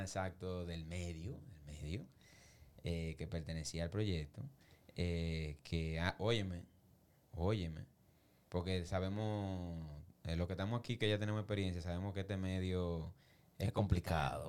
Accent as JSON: {"language": "Spanish", "town": "Santo Domingo", "region": "Distrito Nacional", "country": "Dominican Republic", "tie": "born or raised there", "said": "yo me crié en Villa Consuelo y Villa Juana y muchos lugares"}